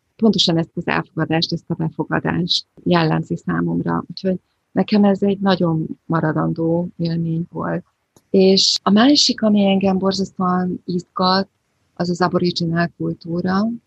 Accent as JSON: {"language": "Hungarian", "region": "Budapest", "country": "Hungary", "moved": "as an adult", "lives_now": "Australia", "said": "én egy ilyen borzasztó városlakó voltam. Budapesti dzsungel kellős közepén"}